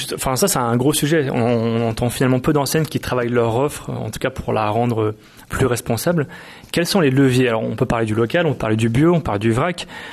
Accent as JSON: {"language": "French", "town": "Nantes", "region": "Pays de la Loire", "country": "France", "said": "je viens de Nantes, il y a beaucoup de maraîchers autour de chez moi"}